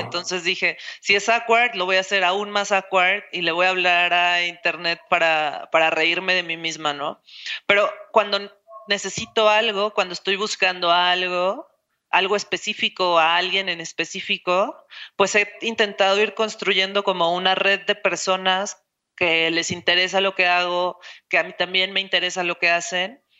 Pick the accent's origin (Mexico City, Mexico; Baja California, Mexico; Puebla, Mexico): Mexico City, Mexico; now in Guadalajara, Mexico; yo soy de Ciudad de México